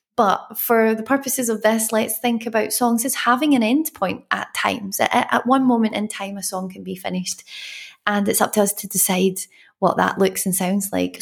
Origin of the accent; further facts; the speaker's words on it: Glasgow, Scotland, United Kingdom; I'm from Glasgow where we have rain and sun at the same time